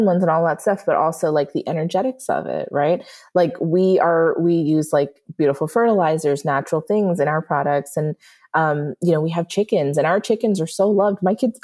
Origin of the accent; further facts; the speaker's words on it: New York, United States; moved away; we're both also from New York and we met in Florida